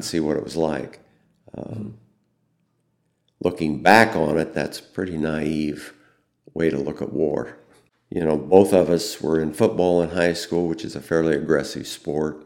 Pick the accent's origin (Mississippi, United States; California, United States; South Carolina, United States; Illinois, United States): Illinois, United States; Fairbury; I grew up in Fairbury